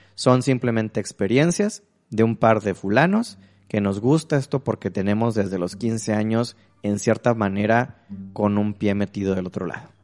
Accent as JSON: {"language": "Spanish", "country": "Mexico", "said": "como buen mexicano, una formación católica"}